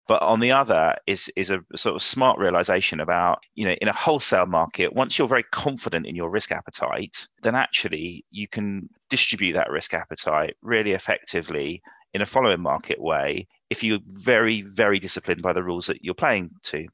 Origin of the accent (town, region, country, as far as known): London, United Kingdom